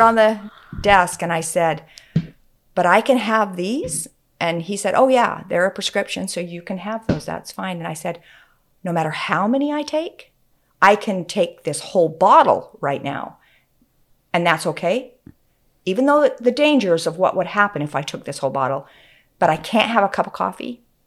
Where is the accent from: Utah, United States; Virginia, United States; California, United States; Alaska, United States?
Utah, United States; moved away as an adult; also born or lived in Oregon